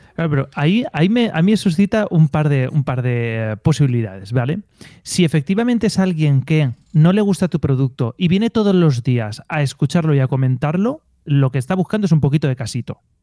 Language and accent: Spanish; Elche, Valencian Community, Spain; Yo soy de Elche, que es una ciudad eh, a 20 kilómetros de Alicante, en la península ibérica, en España